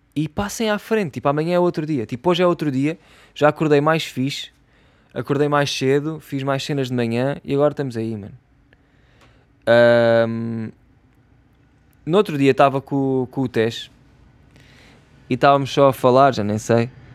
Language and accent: Portuguese; Setúbal, Portugal; accent: Setúbal; eu sou de Setúbal e aqui em Setúbal